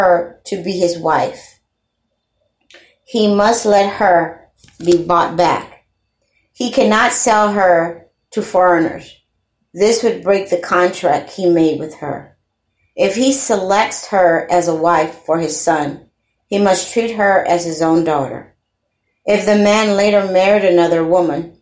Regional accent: Louisiana, United States; I'm a Creole. I'm from Louisiana

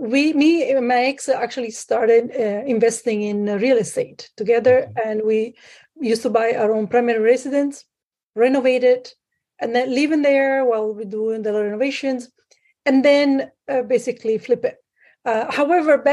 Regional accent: Sicily, Italy; moved away as an adult; now in Canada; I'm originally from Italy. I grew up in Sicily.

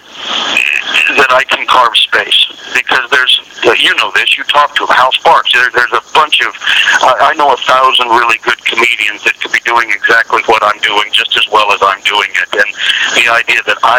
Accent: Denver, Colorado, United States; I'm very proud of my home state and town

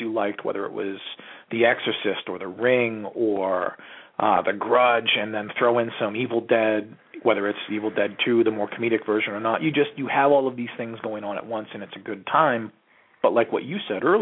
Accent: New England, United States; I grew up in New England. And growing up in New England, I've been around trees and rocks and sticks my entire life

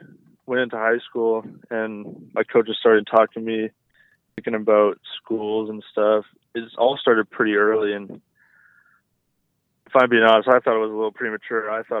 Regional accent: Canada; it was definitely a really good place to be as a Canadian for sure.

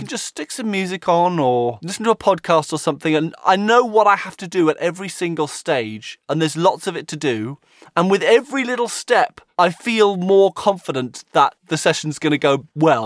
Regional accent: United Kingdom; as a Brit

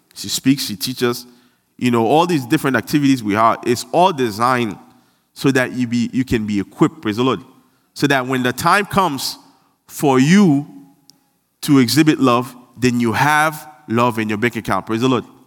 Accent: Haiti; I'm from Haiti and I'm proud

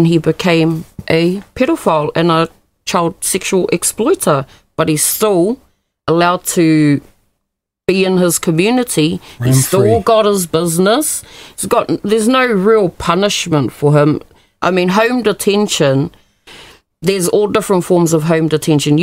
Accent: Kawakawa, Northland, New Zealand; my hometown, Kawakawa, and I attended school with both his daughters

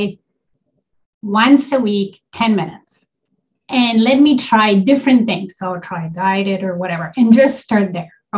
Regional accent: Poland; also born or lived in Toronto area, Canada; now in Toronto, Canada; I live in Canada. I'm an immigrant to Canada. I'm originally from Poland.

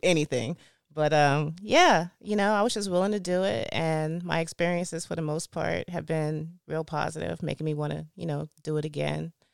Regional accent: East Point, Georgia, United States; I grew up in East Point, Georgia. And, um, yeah, I've been there my whole life, born and raised.

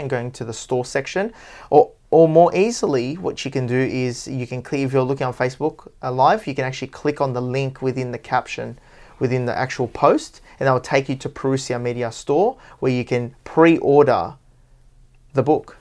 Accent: Parramatta, New South Wales, Australia; Parramatta, my hometown

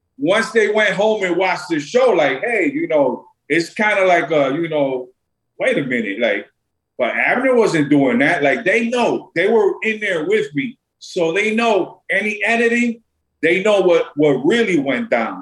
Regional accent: New York City, New York, United States; Like I'm from Brooklyn. I'm from New York

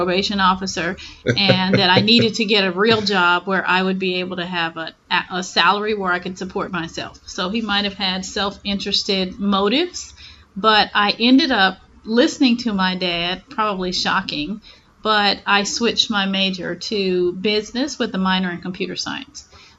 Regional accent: Memphis, Tennessee, United States; born there; now in Houston, United States; And I am from Memphis, Tennessee.

